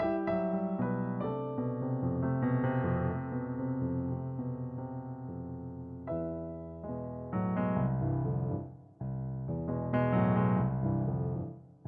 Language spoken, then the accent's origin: English; Northern Virginia, United States; moved away as an adult; also born or lived in Geneva, Switzerland / London, United Kingdom; now in New York, United States; I grew up in Northern Virginia, and that's where I first started piano lessons.